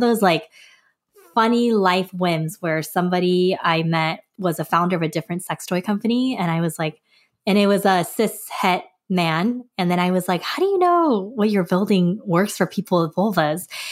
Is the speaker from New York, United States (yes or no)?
no; Los Angeles, California, United States; also born or lived in Korea; I was born in California, but when I was a baby, we moved back to Korea, um, and I lived there till I was seven and then moved back to the U S, uh, down in L